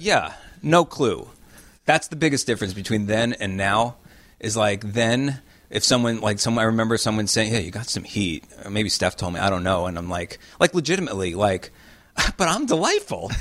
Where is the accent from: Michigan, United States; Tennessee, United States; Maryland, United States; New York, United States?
New York, United States; moved away as an adult; also born or lived in Los Angeles; I wanted to come back to New York because I am from New York